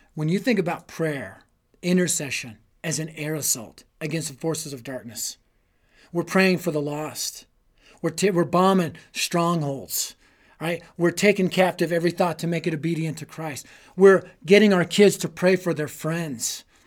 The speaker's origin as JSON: {"language": "English", "town": "Denver", "region": "Colorado", "country": "United States", "tie": "born or raised there", "said": "I was raised in Denver"}